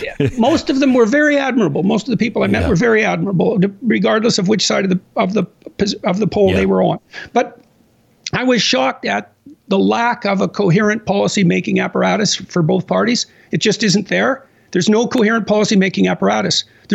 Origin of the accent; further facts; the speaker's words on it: Canada; I'm a Canadian, right? So I'm kind of watching this from the outside, at least to some degree.